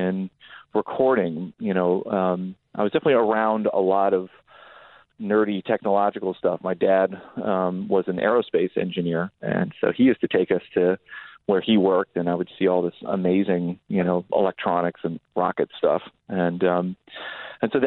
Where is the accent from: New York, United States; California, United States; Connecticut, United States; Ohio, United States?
California, United States; Palo Alto; I grew up in Northern California, what was just a sleepy little town called Palo Alto